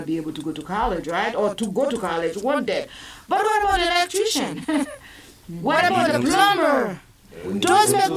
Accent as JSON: {"language": "English", "country": "Haiti", "tie": "born or raised there", "also_born_or_lived": "Massachusetts", "moved": "yes", "lives_now": "Savannah, United States", "said": "I grew up in Haiti"}